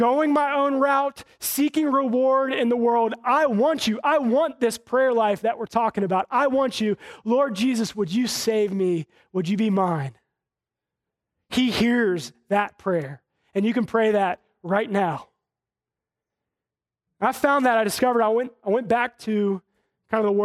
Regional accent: Charlotte, North Carolina, United States; growing up in Charlotte, kind of having the knowledge of God and having gone to church

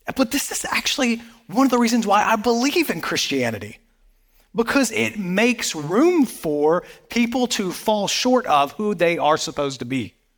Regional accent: the Bible Belt, the South, United States; I grew up in the South, um, in, right here in the Bible Belt

